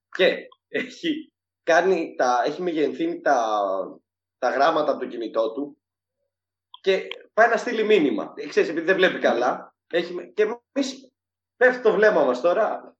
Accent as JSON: {"language": "Greek", "town": "Syros", "region": "South Aegean", "country": "Greece", "said": "είμαι από τη Σύρο και είναι και ο μπαμπά μου από τη Σύρο"}